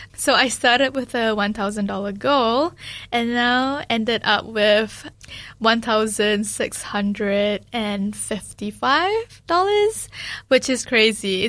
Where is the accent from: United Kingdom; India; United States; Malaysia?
Malaysia; now in New Zealand; especially being Malaysian, that is very important for me too